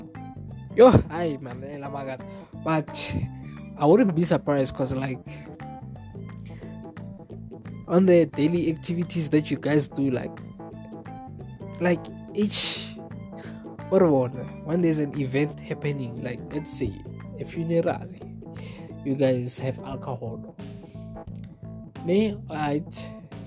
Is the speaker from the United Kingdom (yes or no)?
no; South Africa; that's my country, and I've been there.